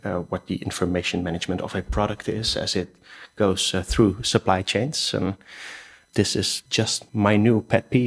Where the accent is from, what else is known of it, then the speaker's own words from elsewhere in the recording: Rotterdam, South Holland, Netherlands; I'm Dutch. I'm from Rotterdam